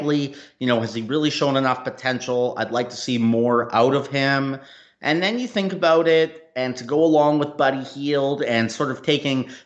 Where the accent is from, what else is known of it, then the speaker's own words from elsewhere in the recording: Canada; moved away; I'm from Canada originally as well